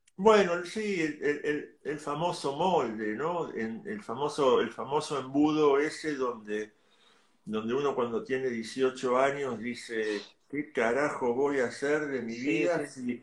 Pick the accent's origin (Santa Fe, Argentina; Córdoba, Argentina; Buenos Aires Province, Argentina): Buenos Aires Province, Argentina; Ciudad Evita; yo soy de Ciudad de Vita.